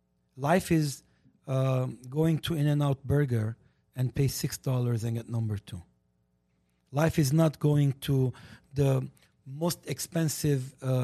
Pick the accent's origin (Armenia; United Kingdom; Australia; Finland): Armenia; English is a second language; moved away as an adult; now in United States; And I stop because I am a good citizen of this country. Okay? I come from Armenia